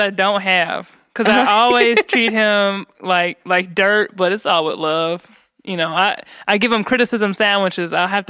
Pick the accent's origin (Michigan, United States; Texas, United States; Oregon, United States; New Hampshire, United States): Michigan, United States; Ypsilanti; I was from Ipsy, and I was like, yeah, they call it Ipsy Tucky.